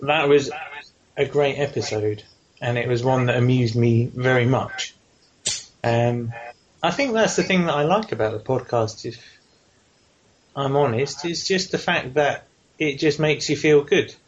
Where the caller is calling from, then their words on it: England, United Kingdom; phoning from the future all the way over here at Emergency Trousers headquarters in the Queen's finest United Kingdom of Englandshire